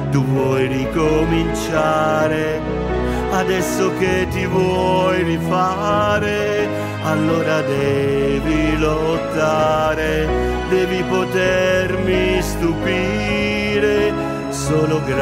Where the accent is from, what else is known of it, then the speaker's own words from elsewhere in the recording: Bari, Apulia, Italy; Buongiorno a tutti gli ascoltatori di Oner da … Sono di Bari